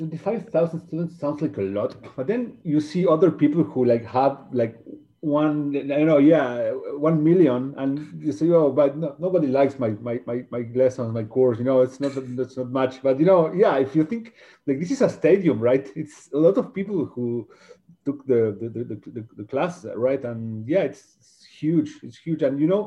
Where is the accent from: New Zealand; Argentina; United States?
Argentina; I'm from Argentina